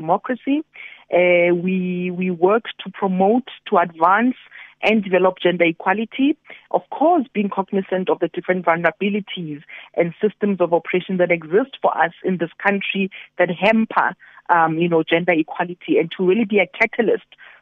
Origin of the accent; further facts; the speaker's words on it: QwaQwa, Free State, South Africa; I was born in Kwakwa in 1982 and my five-year-old son who lives in Kwakwa today